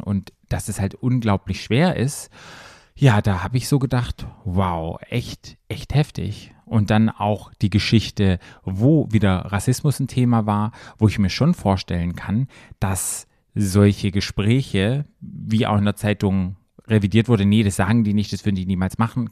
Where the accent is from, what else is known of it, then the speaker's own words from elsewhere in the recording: Germany; für mich als Deutscher